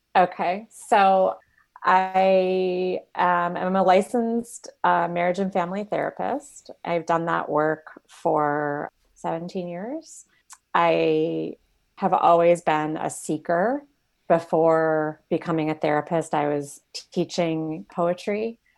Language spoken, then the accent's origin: English; Michigan, United States; moved away as an adult; also born or lived in Arizona / San Francisco Bay Area, California; now in Silicon Valley, United States; I grew up in Michigan, and then I was in Arizona for about seven years